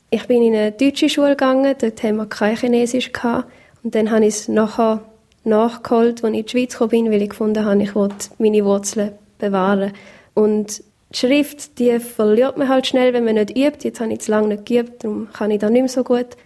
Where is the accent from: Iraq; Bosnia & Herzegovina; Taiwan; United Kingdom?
Taiwan; Taiwan geboren und aufgewachsen. Meine Eltern sind Missionare